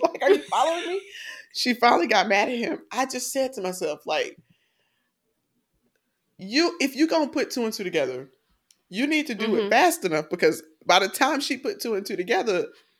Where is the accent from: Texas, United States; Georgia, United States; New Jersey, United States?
Georgia, United States; I'm not from Atlanta. I'm from DeKalb County.